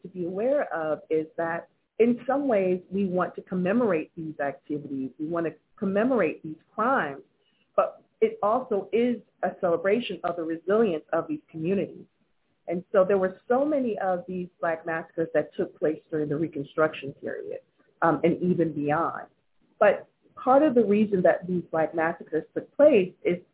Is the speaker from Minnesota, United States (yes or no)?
no; Wilmington, North Carolina, United States; my hometown of Wilmington, North Carolina